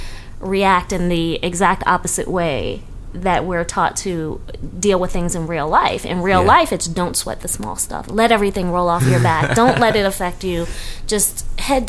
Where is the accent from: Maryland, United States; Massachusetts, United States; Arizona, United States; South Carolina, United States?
Maryland, United States; Baltimore; moved away as an adult; also born or lived in Atlanta; growing up in Baltimore.